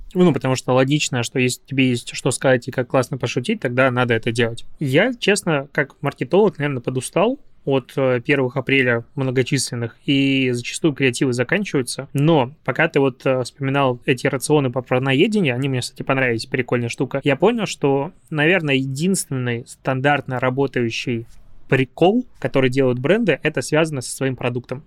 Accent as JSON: {"language": "Russian", "country": "Belarus", "moved": "yes", "lives_now": "Russia", "said": "я приехал из Беларуси"}